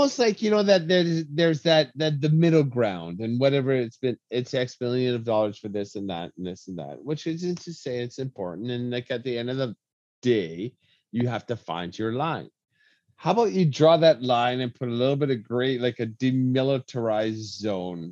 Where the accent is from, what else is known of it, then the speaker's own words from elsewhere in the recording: Lethbridge, Alberta, Canada; my hometown